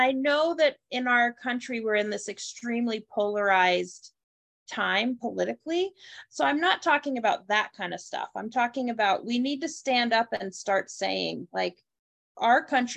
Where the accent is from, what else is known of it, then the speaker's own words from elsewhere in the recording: United States; I am born and raised in America